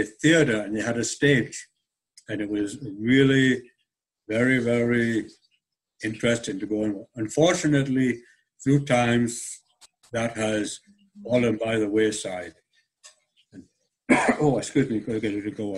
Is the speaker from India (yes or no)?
no; about 2 miles from Hadrian's Wall, the north of England, United Kingdom; now in Winnipeg, Canada; I come from England, Northern England